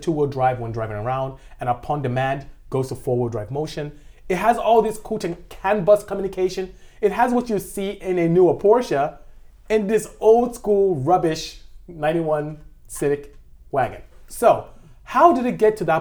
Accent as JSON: {"language": "English", "country": "Nigeria", "moved": "as an adult", "lives_now": "United States", "said": "As you can tell from how I speak, I'm not from here. I'm from West Africa, I'm from Nigeria to be exact, and I came here to go to school."}